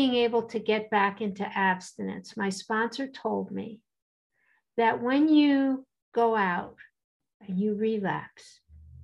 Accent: East Coast, United States; I'm from the East Coast, and I was a trainer

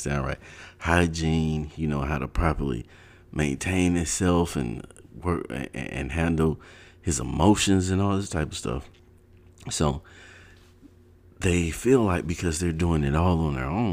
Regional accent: Ohio, United States; also born or lived in North Carolina; when I was like 8, we moved to Ohio from North Carolina

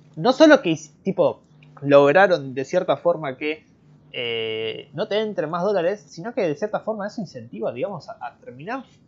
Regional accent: Argentina; Yo soy argentino

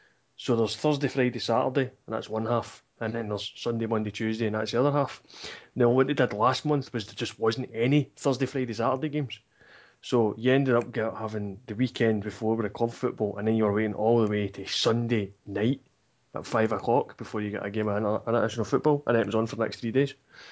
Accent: Scotland, United Kingdom; I'm Scottish.

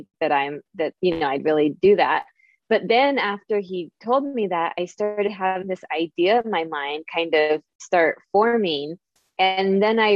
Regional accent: San Francisco Bay Area, California, United States; I'm from the San Francisco Bay Area. I live in Silicon Valley

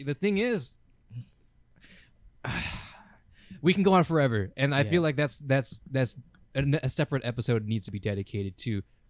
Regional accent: United States; We're from America, by the way

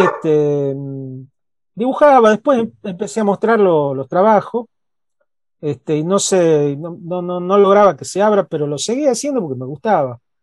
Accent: Tucumán, Argentina; accent: tucumano; yo soy tucumano, eh, mi acento al hablar es tucumano, la mirada que tengo del país y del mundo es la de una persona que nació, creció, vivió y se reprodujo en una provincia chiquita al norte del país

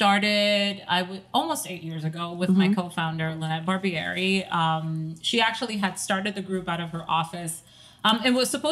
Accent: Staten Island, New York, United States; also born or lived in Dominican Republic; now in New Jersey, United States; I had just moved to New Jersey from Staten Island. We are originally from Staten Island.

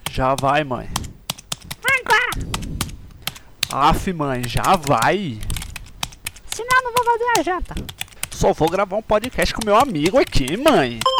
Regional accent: São Paulo, Brazil; Bom, eu tenho 26 anos, sou de São Paulo.

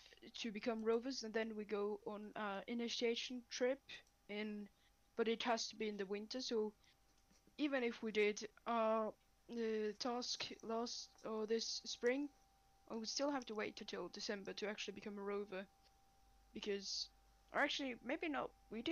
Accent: Finland; Aha, yes, I'm from the Scandinavian country, Finland.

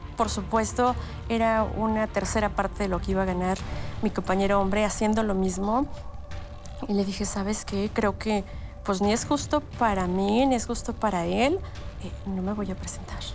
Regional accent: Mexico; como ciudadana, como mujer, como mexicana

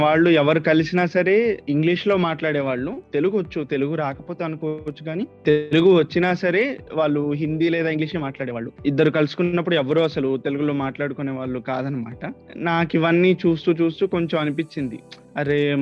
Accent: Medarametla, Andhra Pradesh, India; first language Telugu; also born or lived in Chennai; మాది ప్రకాశం జిల్లాలో ఒంగోలు పక్కన మేదర్మెట్ల అండి నేను చదువుకున్నది మొత్తం ఇక్కడే

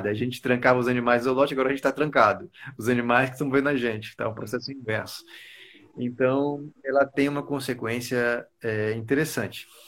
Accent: Taquaralto, Tocantins, Brazil; also born or lived in Miracema; gente se conheceu quando era infância lá em Tacoralto, no período de, de criação do estado de Tocantins. A gente veio de Miracema e foi para Tacoralto.

